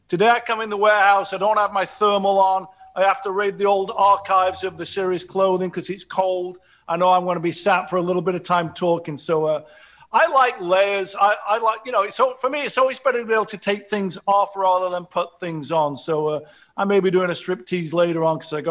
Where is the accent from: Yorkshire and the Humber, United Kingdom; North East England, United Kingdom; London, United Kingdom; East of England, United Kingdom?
Yorkshire and the Humber, United Kingdom; Sheffield; now in Los Angeles, United States; I grew up in Sheffield, working class